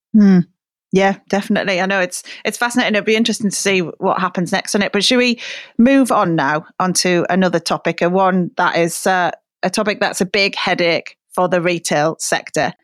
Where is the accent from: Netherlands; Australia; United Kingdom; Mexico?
United Kingdom; Middlesbrough, North East England; moved away; obviously my hometown